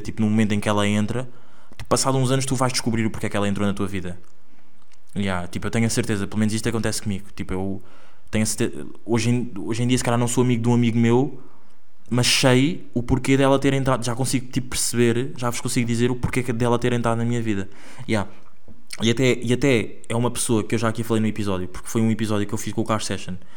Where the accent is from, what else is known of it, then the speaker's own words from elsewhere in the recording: Angola; accent: Angolan; now in Porto, Portugal; é o meu sotaque angolano